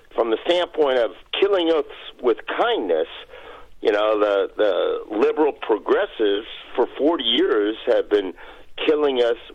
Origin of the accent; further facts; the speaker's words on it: Texas, United States; I'm a Texan.